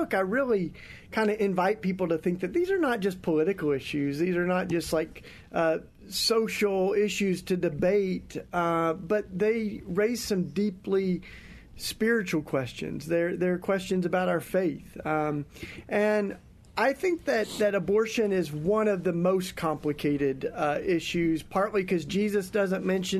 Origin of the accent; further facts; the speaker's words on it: East Tennessee, United States; I grew up in the Bible Belt in East Tennessee